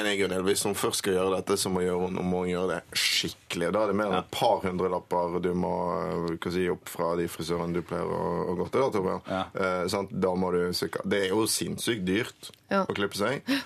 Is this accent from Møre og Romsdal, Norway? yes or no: no; Bergen, Vestland, Norway; now in Oslo, Norway; Jeg vokste opp i Bergen med en far fra Oslo